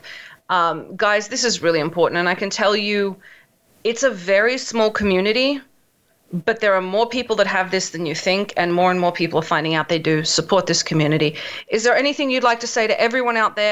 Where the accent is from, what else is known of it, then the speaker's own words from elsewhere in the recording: Australia; moved away; I grew up in Australia